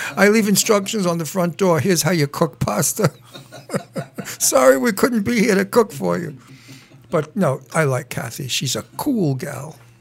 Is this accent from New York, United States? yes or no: yes; New York City, New York, United States; I was from Brooklyn